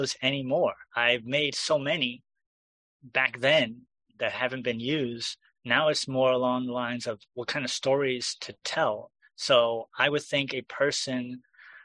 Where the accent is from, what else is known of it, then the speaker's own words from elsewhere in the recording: New York, United States; as a New Yorker